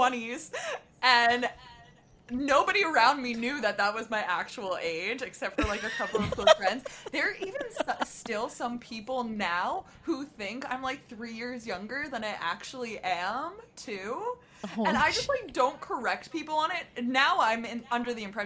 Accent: Croton-on-Hudson, New York, United States; moved away as an adult; now in Los Angeles, United States; growing up in Westchester

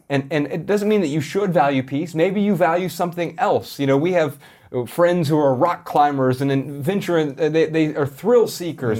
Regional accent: Columbus, Ohio, United States; Growing up in Columbus, Ohio

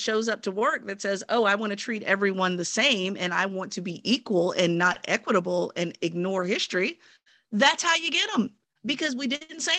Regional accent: United States; Look, I was born and raised here in the United States, have been Black for all 43 years

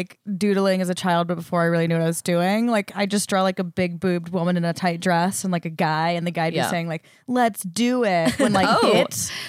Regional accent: Colorado, United States; moved away; I grew up in Colorado, so slightly different culture there

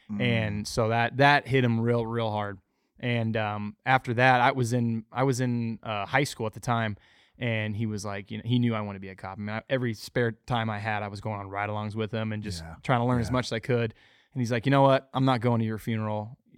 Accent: Arizona, United States; I am born and raised in Arizona.

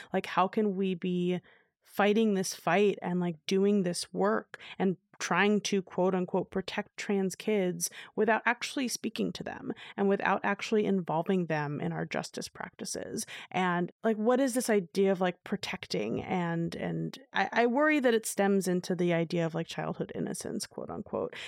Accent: New York City, New York, United States; I grew up in New York City

